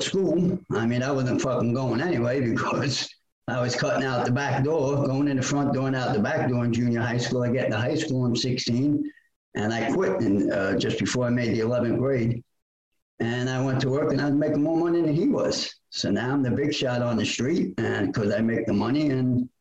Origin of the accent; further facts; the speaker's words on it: New York City, New York, United States; born and raised in Brooklyn, New York